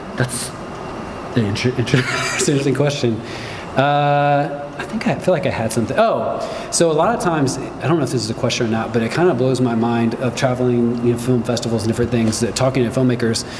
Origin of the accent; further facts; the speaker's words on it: Midwest, United States; growing up in the Midwest